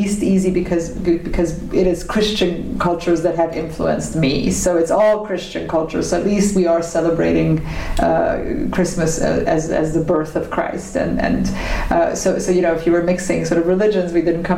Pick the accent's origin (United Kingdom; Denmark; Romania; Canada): Romania; also born or lived in United States; now in Germany; I was raised Hungarian, but because I was already born in Romania